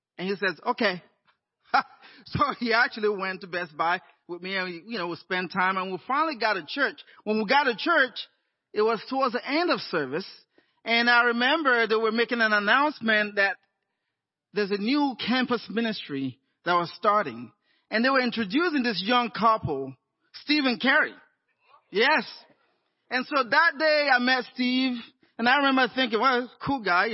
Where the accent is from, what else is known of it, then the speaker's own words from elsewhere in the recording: Nigeria; moved away as an adult; also born or lived in Inland Empire, California; now in Los Angeles, United States; I'd grown up in Nigeria, and in my, 21, I moved down to the U.S.